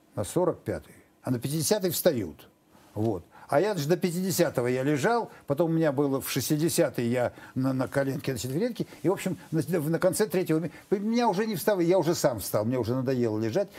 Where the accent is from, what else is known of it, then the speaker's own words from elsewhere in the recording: Novosibirsk, Novosibirsk Oblast, Russia; moved away as an adult; я из Новосибирска